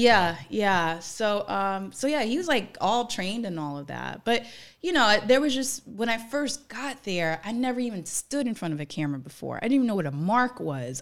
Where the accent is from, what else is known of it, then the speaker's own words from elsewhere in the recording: New Orleans, Louisiana, United States; also born or lived in New York; now in Los Angeles, United States; I'm from New Orleans